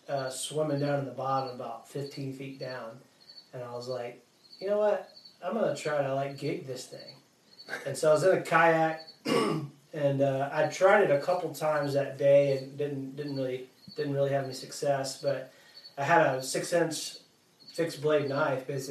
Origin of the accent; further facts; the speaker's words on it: Yazoo City, Mississippi, United States; moved away; I grew up near a lake called Wolf Lake in Yazoo City